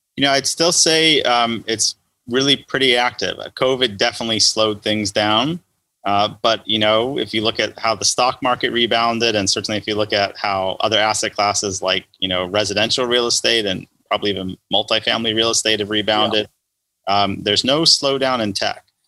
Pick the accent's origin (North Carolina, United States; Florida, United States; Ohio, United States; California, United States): California, United States; Los Angeles; growing up in Los Angeles